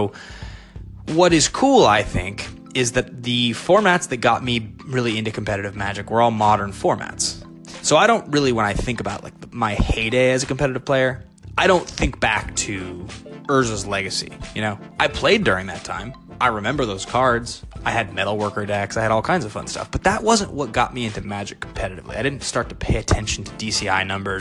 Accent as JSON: {"language": "English", "town": "Seattle", "region": "Washington", "country": "United States", "tie": "born or raised there", "moved": "as an adult", "lives_now": "Los Angeles, United States", "said": "I'm home in Seattle. It's Christmas Eve. I'm with my family. This is where I grew up"}